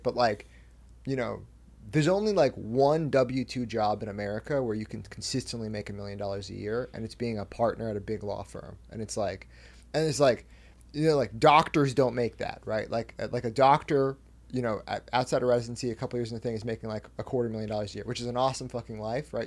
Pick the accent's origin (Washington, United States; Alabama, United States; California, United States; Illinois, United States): Washington, United States; between Seattle and Canada, Pacific Northwest; I'm from, like, halfway between Seattle and Canada.